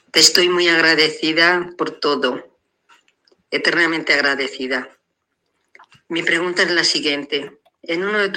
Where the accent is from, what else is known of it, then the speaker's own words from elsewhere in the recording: Salamanca, Castile and León, Spain; soy una salmantina